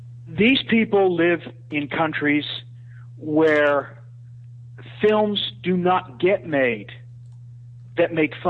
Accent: United States; moved away as an adult; now in Malaysia; As you know, I live in an Islamic country. I'm an American expat who lives overseas.

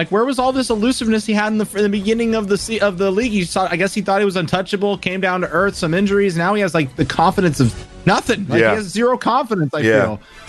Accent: Florida, United States; It's not cold in Wisconsin. I'm from Florida.

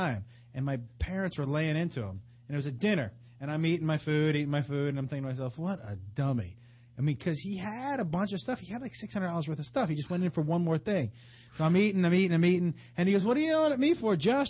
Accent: Amherst, Massachusetts, United States; Yeah, I grew up in a town called Amherst in Massachusetts.

